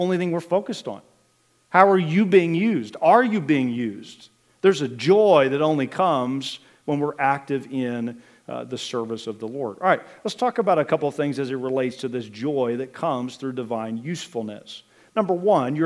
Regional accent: Richland County, Ohio, United States; also born or lived in Wooster, Ohio; now in Wayne County, United States; grew up over in Richland County

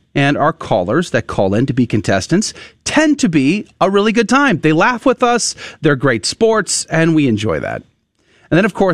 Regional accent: Converse, Texas, United States; moved away; also born or lived in Universal City, Texas; Yeah, I grew up a Converse, a Universal City.

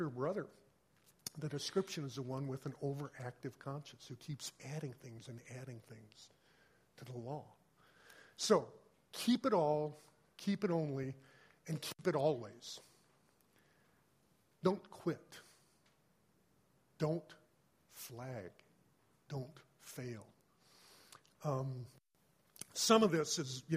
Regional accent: Colorado, United States; I grew up in Colorado

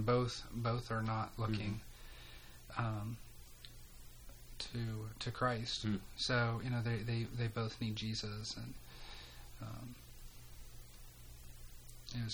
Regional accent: Central Pennsylvania, United States; moved away as an adult; also born or lived in Greenville, South Carolina; I'm from Pennsylvania originally. Grew up in a small town

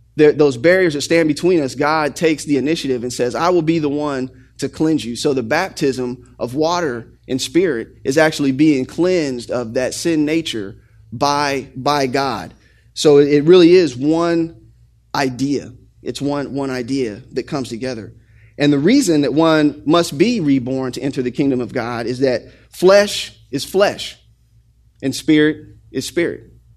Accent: Xenia, Ohio, United States; when I was growing up in Xenia, Ohio

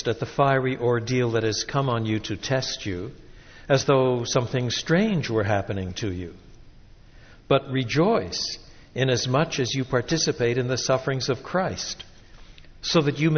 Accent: Quebec, Canada; moved away; I was brought up in French Canada.

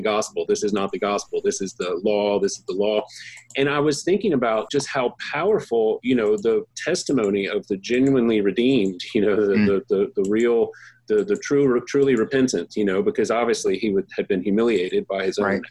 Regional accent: Baton Rouge, Louisiana, United States; I grew up in Baton Rouge

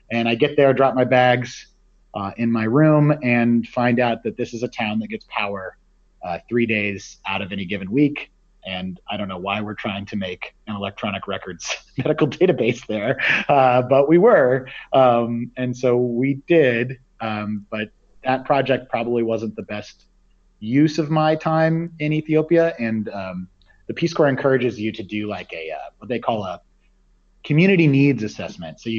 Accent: Midwest, United States; I grew up in the Midwest and uh, hadn't really seen a lot of oceans uh, or done any kind of serious travel.

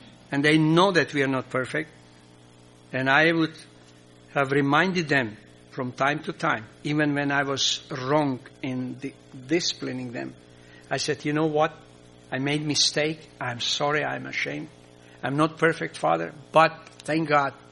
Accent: Croatia; first language Croatian; English is a second language; English is not my mother tongue, or we have a Croatian

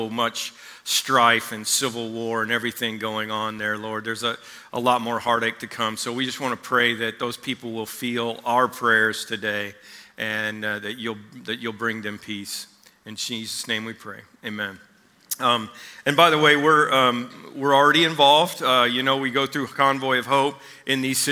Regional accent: Oklahoma, United States; moved away; also born or lived in Missouri; I was born in Missouri, spent most of my childhood in Oklahoma

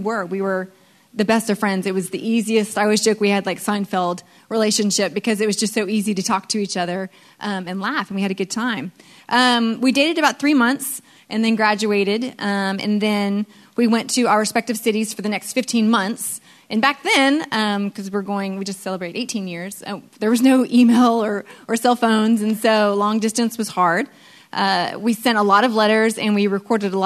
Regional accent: Texas, United States; I'm originally from Texas.

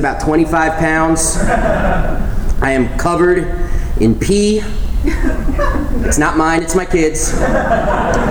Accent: New York City, New York, United States; I'm from New York

